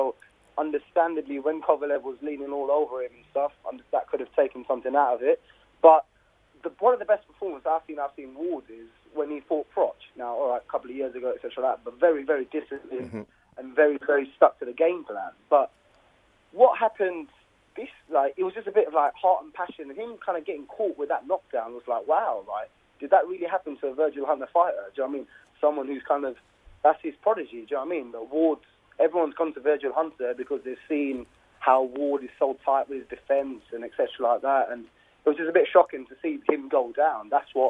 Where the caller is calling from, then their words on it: Essex, East of England, United Kingdom; I'm calling from Essex.